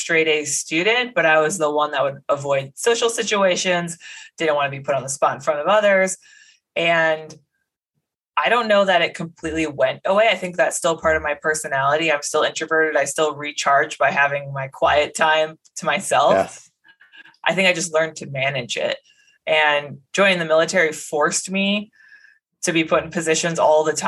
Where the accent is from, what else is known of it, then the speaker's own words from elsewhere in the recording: Medford, Wisconsin, United States; moved away; I'm from Medford, Wisconsin. It's a pretty small town, north central part of the state, about 4,000 people, no military bases nearby. So I really grew up with no exposure to the military at all